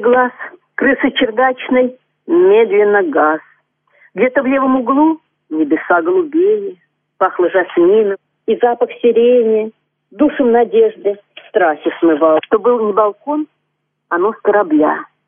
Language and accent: Russian; Orenburg, Orenburg Oblast, Russia; moved away as an adult; also born or lived in Georgia; Я живу сейчас в городе Оренбурге. Здесь я закончила школу